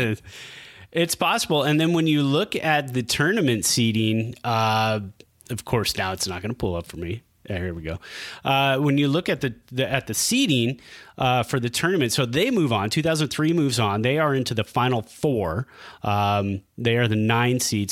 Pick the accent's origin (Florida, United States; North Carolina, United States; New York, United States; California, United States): California, United States; Bay Area; as a Giants fan growing up in the Bay Area